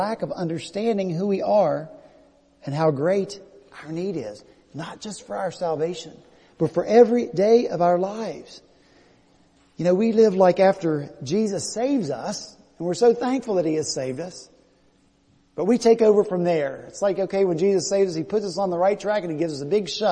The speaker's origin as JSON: {"language": "English", "region": "West Virginia", "country": "United States", "moved": "yes", "lives_now": "Charleston, United States", "said": "I'm from West Virginia, you know, I got a full set of teeth."}